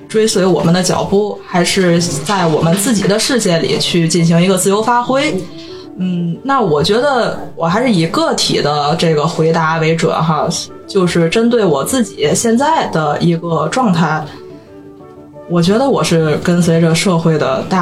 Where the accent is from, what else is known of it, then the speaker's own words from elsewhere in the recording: Tianjin, China; 我们是来自天津的两位普通观众。